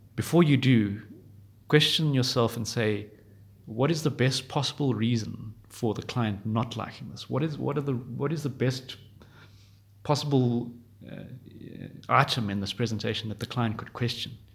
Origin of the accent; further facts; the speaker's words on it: Johannesburg, Gauteng, South Africa; from Johannesburg, South Africa